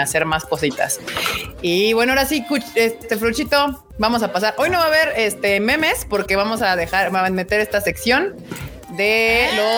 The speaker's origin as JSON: {"language": "Spanish", "country": "Mexico", "said": "tenía que cumplir mi deber como mexicana"}